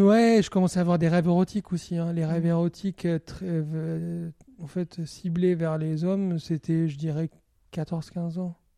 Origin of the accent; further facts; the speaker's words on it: Algiers, Algiers Province, Algeria; now in France; j'ai grandi à Alger, mais d'une famille qui vient du Moyen-Orient